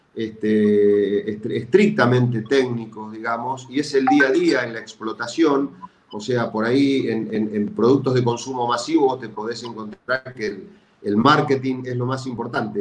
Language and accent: Spanish; Argentina